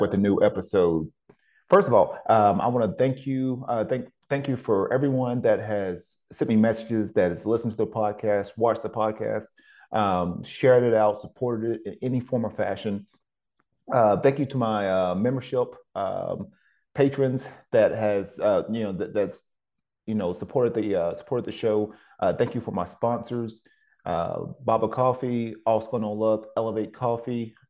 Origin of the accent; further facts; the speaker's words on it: Cleveland, Tennessee, United States; moved away; also born or lived in Oceanside, California; my hometown back in Cleveland, Tennessee